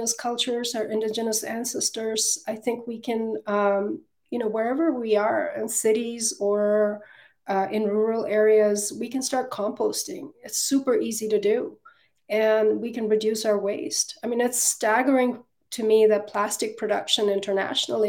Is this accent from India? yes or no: yes; Northeast India, India; now in United States; I grew up partly in Northeast India, a region that was truly teeming with 10,000 plant species